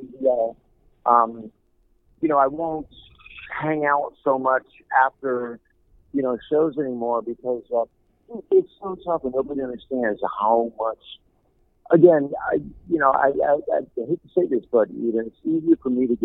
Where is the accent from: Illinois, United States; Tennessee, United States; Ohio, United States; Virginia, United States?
Ohio, United States; Cleveland; moved away; I'm from Cleveland, and I'm very proud to be from Cleveland